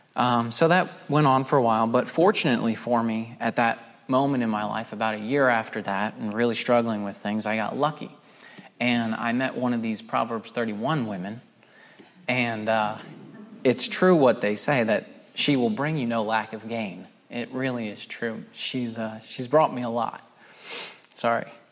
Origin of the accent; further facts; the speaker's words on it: Pennsylvania, United States; moved away as an adult; also born or lived in Scranton, Pennsylvania / Philadelphia area, Pennsylvania; now in North Carolina, United States; I was born just outside of Scranton in northeastern Pennsylvania